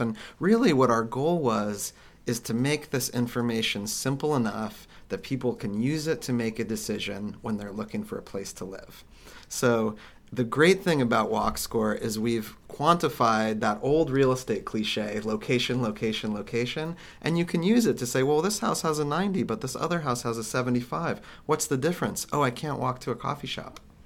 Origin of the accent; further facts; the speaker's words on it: Kansas, United States; I grew up in Kansas